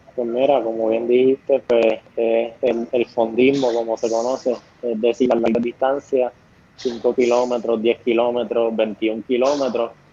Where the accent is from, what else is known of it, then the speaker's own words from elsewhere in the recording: Coamo, Puerto Rico; es aquí en, mi pueblo, en nuestro pueblo de Coamo